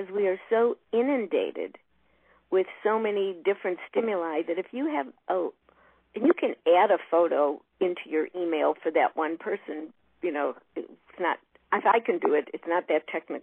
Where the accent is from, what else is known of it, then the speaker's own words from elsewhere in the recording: Chicago, Illinois, United States; I'm from Chicago